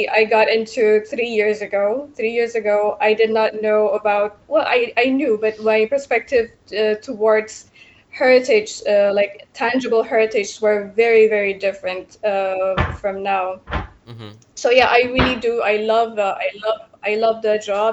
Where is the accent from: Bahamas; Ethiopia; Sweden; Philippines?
Ethiopia; Addis Ababa; now in Portugal; I'm originally from Ethiopia, but now I'm residing in Portugal.